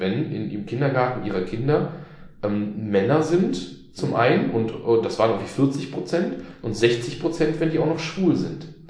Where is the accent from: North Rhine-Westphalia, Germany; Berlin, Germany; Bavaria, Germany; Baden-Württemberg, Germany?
North Rhine-Westphalia, Germany; ich bin ja auch mit der, äh, mit der Illusion aufgewachsen hier in Nordrhein-Westfalen, in Solich, dass ich Hochdeutsch spreche